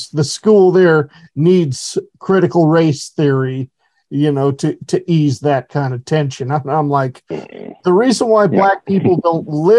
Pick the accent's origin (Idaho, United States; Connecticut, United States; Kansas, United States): Idaho, United States; Horseshoe Bend; that area you're looking at is my hometown where I actually grew up, a Horseshoe Bend, Idaho. To this day now has a population probably about 850.